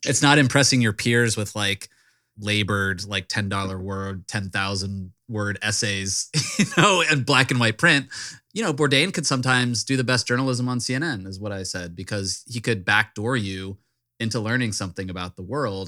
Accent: Richmond, Virginia, United States; Richmond, my hometown

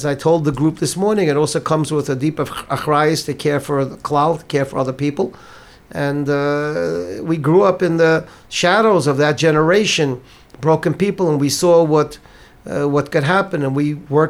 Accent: New York City, New York, United States; I grew up in Bar Park, a child of Holocaust survivors

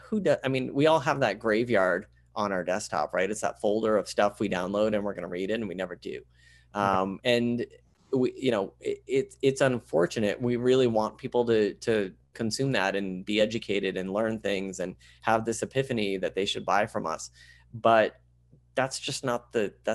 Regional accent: Vermont, United States; I grew up in Vermont. I was born in southern Vermont, and then we moved up to central Vermont.

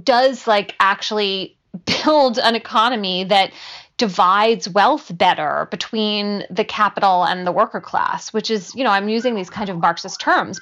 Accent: Philadelphia, Pennsylvania, United States; now in New Haven, United States; I grew up in Philadelphia.

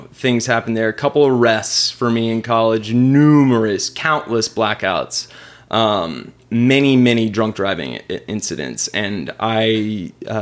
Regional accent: Richardson, Texas, United States; I grew up in East Richardson

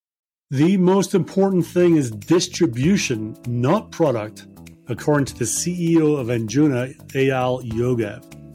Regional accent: Scotland, United Kingdom; moved away; I'm originally from Scotland

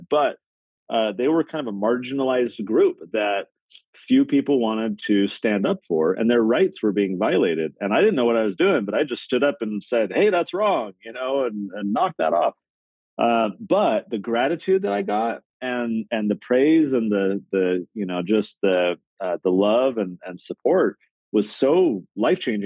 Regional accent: San Diego, California, United States; I grew up in San Diego, California.

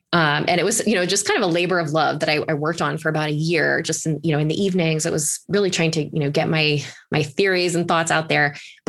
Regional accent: East Coast, United States; So I'm originally from the East Coast, and I started my legal career as a litigator at Paul Weiss.

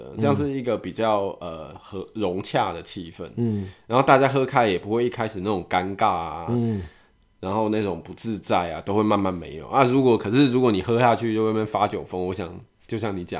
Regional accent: Taiwan; 我们台湾人

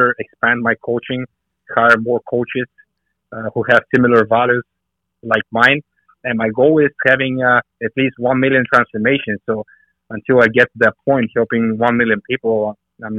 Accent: Bulgaria; moved away as an adult; now in United States; when I was growing up in Bulgaria, food supplies were pretty limited.

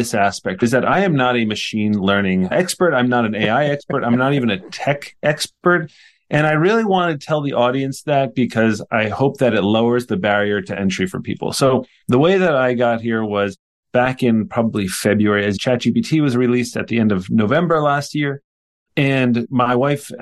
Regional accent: Poughkeepsie, New York, United States; also born or lived in Jersey City, New Jersey / Prague / Brussels; I grew up in Poughkeepsie, New York, which is where Vassar College is in the United States in New

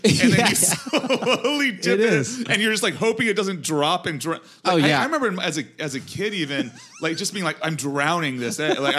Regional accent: Los Angeles, California, United States; also born or lived in Hemet, California; I was born in Hemet, California, which is kind of near Joshua Tree. And then I moved here when I was 10.

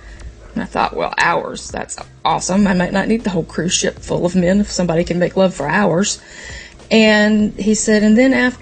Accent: Myrtle Beach, South Carolina, United States; also born or lived in Charleston, South Carolina; now in Raleigh, United States; I grew up in Myrtle Beach

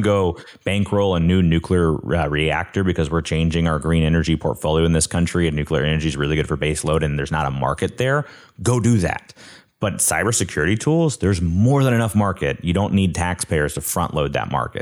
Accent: Coleman, Alabama, United States; I'm from Coleman, Alabama

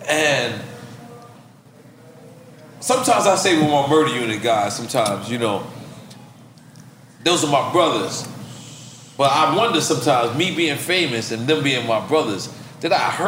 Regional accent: New York, United States; a nigga see me like, yo, you from New York? I'm like, yeah.

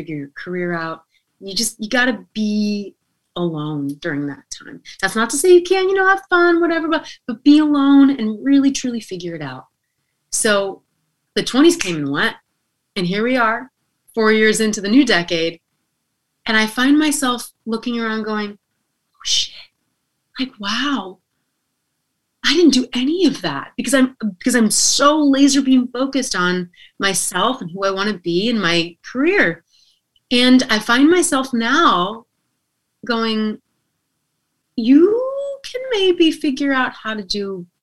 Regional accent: Reno, Nevada, United States; I'm considered a local because I'm from Reno.

